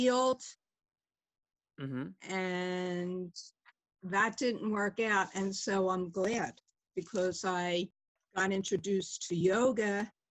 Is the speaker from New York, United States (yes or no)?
no; Philadelphia, Pennsylvania, United States; I grew up in Northeast Philadelphia and had a fun childhood